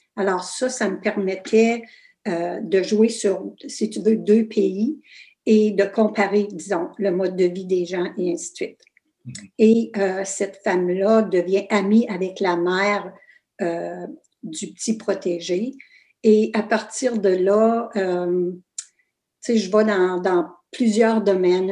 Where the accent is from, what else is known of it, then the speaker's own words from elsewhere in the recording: Fauquier, Ontario, Canada; first language French; also born or lived in Kapuskasing, Ontario; je suis née à Fauquier, petit village super francophone